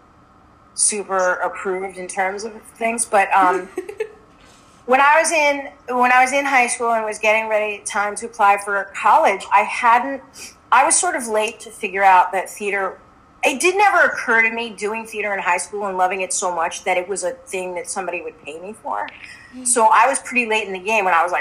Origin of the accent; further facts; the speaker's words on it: Long Island, New York, United States; I grew up on Long Island